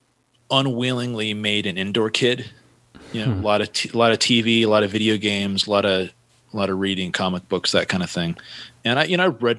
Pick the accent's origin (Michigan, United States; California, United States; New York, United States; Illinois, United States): California, United States; Santa Cruz; I was born in Santa Cruz, California